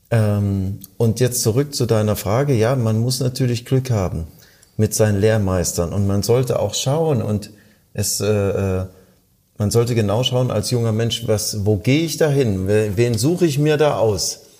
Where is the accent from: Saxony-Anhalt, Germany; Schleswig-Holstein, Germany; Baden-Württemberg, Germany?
Saxony-Anhalt, Germany; Halle; born there; now in Baden-Baden, Germany; ich komme aus gebürtig aus dem Osten Deutschlands, aus Halle-Saale und bin dann ins äh, 750 Kilometer entfernte Baden-Baden gegangen